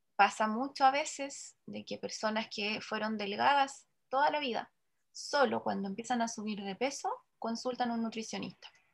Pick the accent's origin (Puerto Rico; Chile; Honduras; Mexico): Chile; lo que más consumimos como chileno